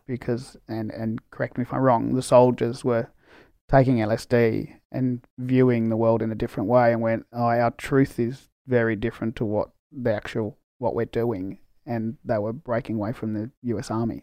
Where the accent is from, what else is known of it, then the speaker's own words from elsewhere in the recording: Australia; I'm Australian born from Spanish migrants